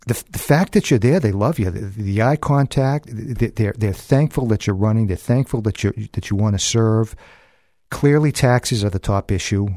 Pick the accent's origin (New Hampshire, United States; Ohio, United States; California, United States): New Hampshire, United States; Manchester; I grew up in South Manchester